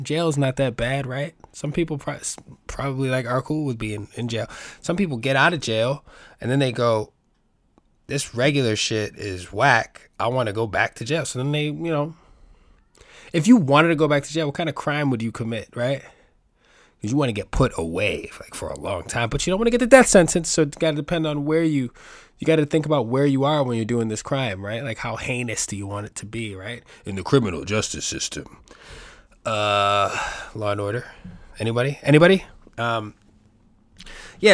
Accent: New York City, New York, United States; I grew up in the Bronx. I was born and raised in New York City

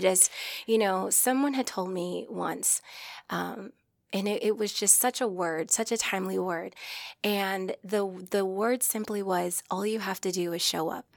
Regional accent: Omaha, Nebraska, United States; I'm from Omaha, Nebraska

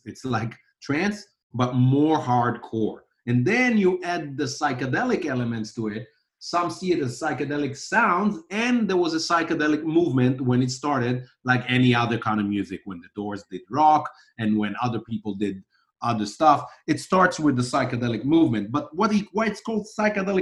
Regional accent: Israel; I grew up in Israel listening to all these genres

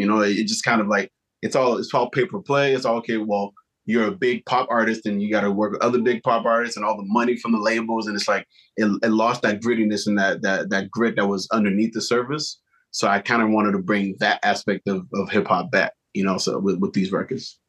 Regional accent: Montreal, Quebec, Canada; being from Montreal. So one, we're Canadian

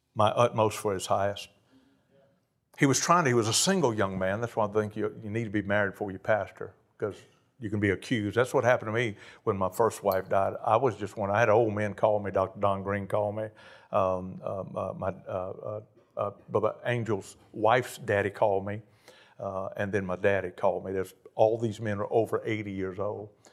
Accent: Cajun, Louisiana, United States; I'm a Cajun

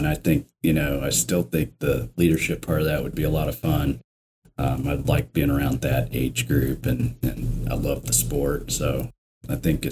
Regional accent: Indiana, United States; I grew up in Indiana

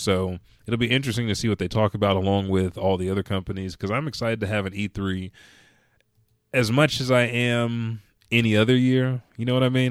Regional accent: Oklahoma City, Oklahoma, United States; I said I'm from Oklahoma City

